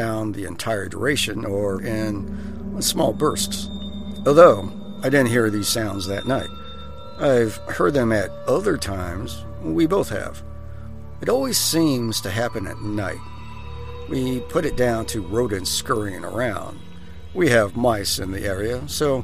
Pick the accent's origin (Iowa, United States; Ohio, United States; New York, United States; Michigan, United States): Iowa, United States; When I was younger, growing up in the country, I grew up in Iowa, and there was fireflies all over the place